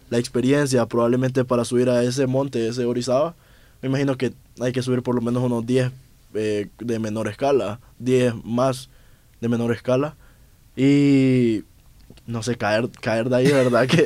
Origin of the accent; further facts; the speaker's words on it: Honduras; now in Mexico; pues estoy en México, pues yo soy de Honduras y hice una inversión en un viaje, volver aquí va a estar complicado